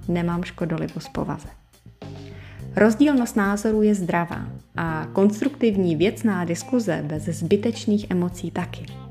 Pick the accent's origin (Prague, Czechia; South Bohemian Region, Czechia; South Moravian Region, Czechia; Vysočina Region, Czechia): Prague, Czechia; jsem z Prahy